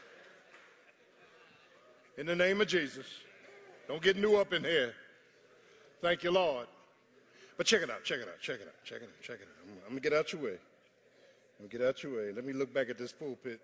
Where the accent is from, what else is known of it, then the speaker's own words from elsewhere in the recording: Philadelphia, Pennsylvania, United States; I'm from South Philly. I ain't from Sicklerville, I'm from South Philly